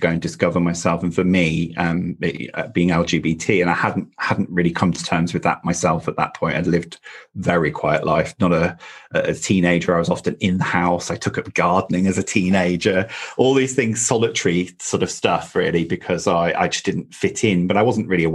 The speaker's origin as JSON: {"language": "English", "region": "North Wales", "country": "United Kingdom", "tie": "born or raised there", "said": "I grew up in North Wales in the UK in a very small town"}